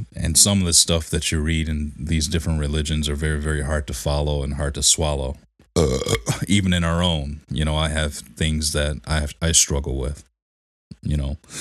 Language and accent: English; Detroit, Michigan, United States; growing up in Detroit, you were nothing but Christian